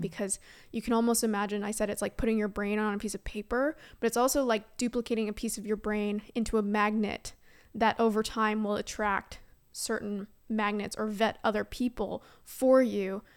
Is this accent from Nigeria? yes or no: no; Canada; moved away as an adult; now in San Francisco, United States; I am Canadian at heart